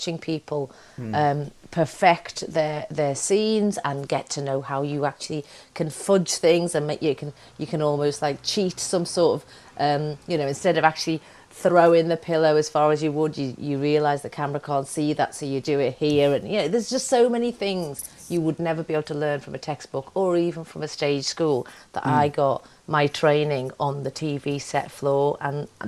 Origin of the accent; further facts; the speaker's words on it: Liverpool, North West England, United Kingdom; I'm so proud to say I'm from Liverpool